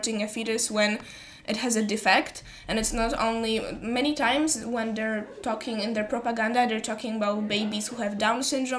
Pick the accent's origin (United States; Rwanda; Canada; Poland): Poland; Puszczykowo, Greater Poland; I'm 16 years old, and I'm from Puszczykowo.